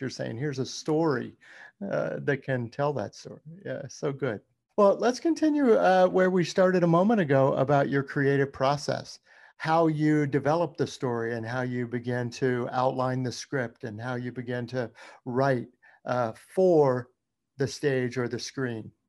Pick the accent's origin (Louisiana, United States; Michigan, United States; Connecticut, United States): Louisiana, United States; moved away; also born or lived in Baton Rouge; that is my home state, Louisiana